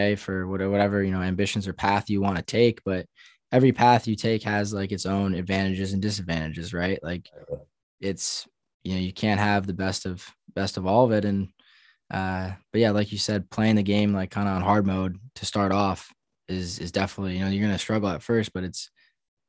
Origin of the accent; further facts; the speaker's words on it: New York, United States; growing up in New York